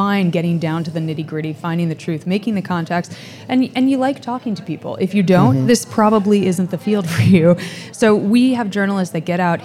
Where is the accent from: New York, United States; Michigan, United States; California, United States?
New York, United States; Westchester; also born or lived in Singapore / Trenton, New Jersey; I grew up in Westchester, so this is my home base